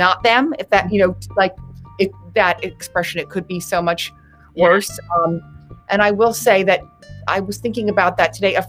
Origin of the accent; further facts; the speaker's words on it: Winter Park, Florida, United States; moved away; I'm from Winter Park, Florida.